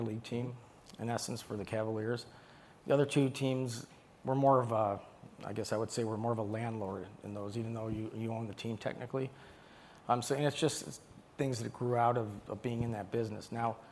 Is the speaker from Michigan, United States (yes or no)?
yes; Detroit, Michigan, United States; I'm from Detroit